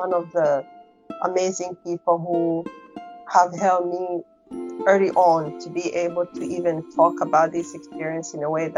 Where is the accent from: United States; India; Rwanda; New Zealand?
Rwanda; English is a second language; moved away; English is not my first language